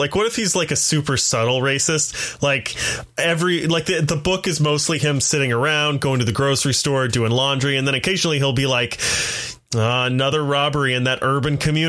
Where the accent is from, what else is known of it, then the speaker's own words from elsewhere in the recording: the South, United States; I have a condition. I was raised in the South.